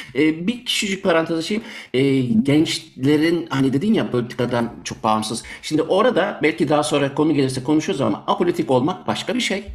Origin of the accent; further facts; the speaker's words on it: Germany; also born or lived in Turkey; now in Belgium; ben küçükken Almanya'daydım. Almanya'da doğduğum için